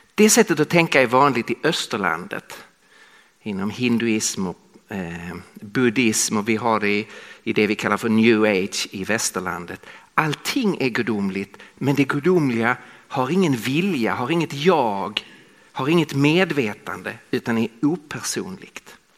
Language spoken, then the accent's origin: Swedish; Skåne, Sweden; accent: Scanian (skånska); moved away as an adult; now in Stockholm, Sweden; jag talar skånska. Så jag kommer från södra Sverige